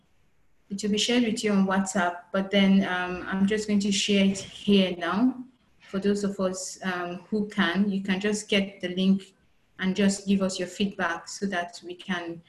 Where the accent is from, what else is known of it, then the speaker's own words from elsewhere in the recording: Nigeria; as Nigerians